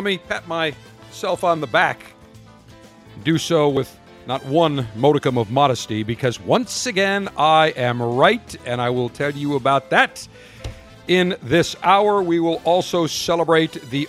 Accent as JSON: {"language": "English", "town": "Buffalo", "region": "New York", "country": "United States", "tie": "born or raised there", "said": "my hometown of Buffalo, New York"}